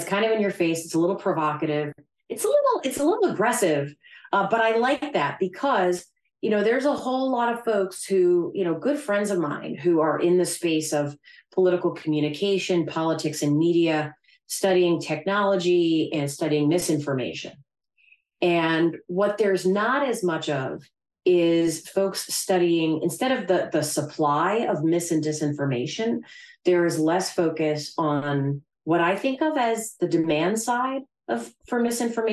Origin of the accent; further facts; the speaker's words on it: New Hampshire, United States; moved away as an adult; also born or lived in Philadelphia, Pennsylvania; now in South Jersey, United States; I'm from New Hampshire. And I grew up in like the suburbs